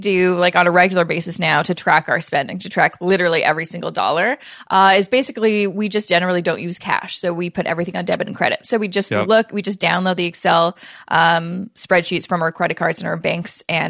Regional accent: Canada; especially as a Canadian

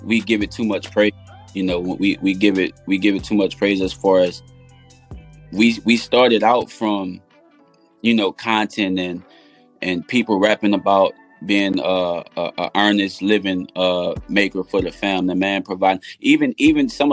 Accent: New Orleans, Louisiana, United States; also born or lived in Lake Charles, Louisiana; now in Houston, United States; I'm from New Orleans, but I live in Houston. So we left a week before Hurricane Katrina came, relocated to Lake Charles, and then Hurricane Rita knocked us out of Lake Charles into Houston

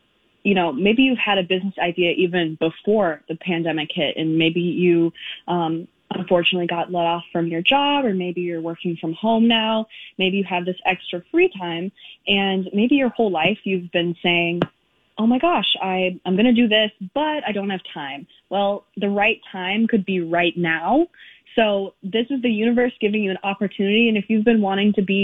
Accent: Minneapolis, Minnesota, United States; we are from Minneapolis

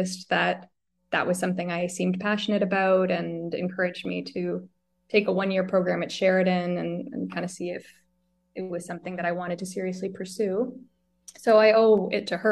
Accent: Halton Hills, Ontario, Canada; now in Toronto, Canada; the town of Halton Hills, which is the municipality where I'm from

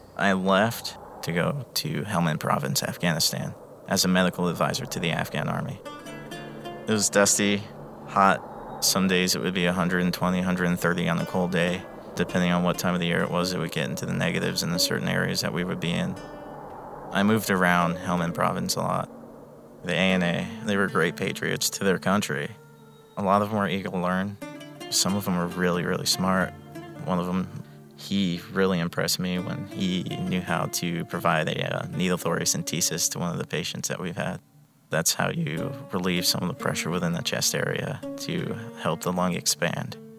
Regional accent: Palm Bay, Florida, United States; I'm from Palm Bay, Florida

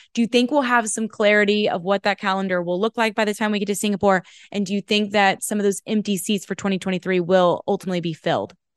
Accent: United States; as an American

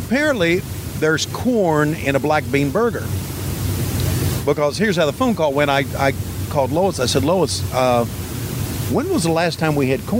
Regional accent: Virginia, United States; Well, I'm from the South. Well, not really. Virginia's from the South.

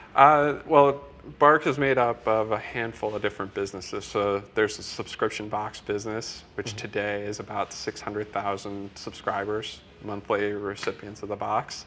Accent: Iowa, United States; I'm from Iowa, so in the middle of Iowa

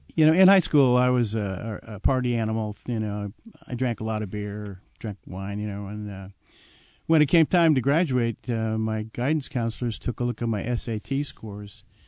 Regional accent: New Jersey, United States; moved away as an adult; also born or lived in California; I grew up in New Jersey

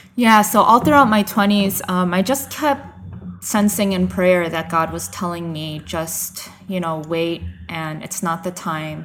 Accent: United States; moved away as an adult; also born or lived in Nagoya, Japan; I'm from the New York, New Jersey area, I've been a missionary in Nagoya, Japan for the past three years

